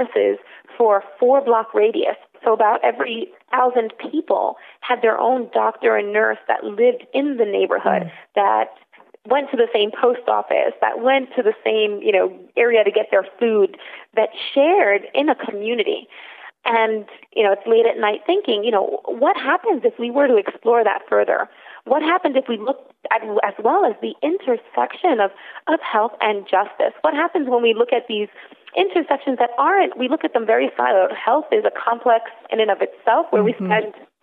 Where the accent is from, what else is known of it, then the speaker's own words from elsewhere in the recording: New York City, New York, United States; I am born and raised in the South Bronx